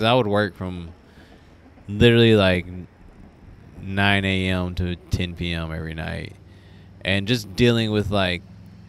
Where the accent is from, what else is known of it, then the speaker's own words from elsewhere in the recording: Sherman, Texas, United States; moved away as an adult; also born or lived in San Marcos, Texas / Austin, Texas; where I'm from in Sherman